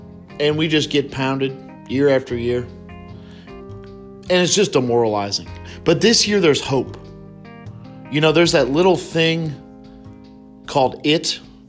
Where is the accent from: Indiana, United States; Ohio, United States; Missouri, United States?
Ohio, United States; Northern; now in Cincinnati, United States; And I'm not even from Cincinnati. Okay, I'm from Northern Ohio.